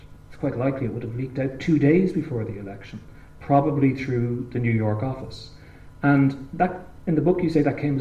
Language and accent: English; Ireland; as an Irish person